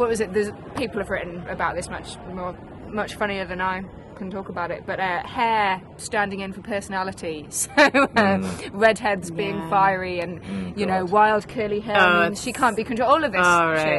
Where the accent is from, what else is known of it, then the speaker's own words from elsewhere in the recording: Preston, North West England, United Kingdom; also born or lived in Didsbury; I grew up in Preston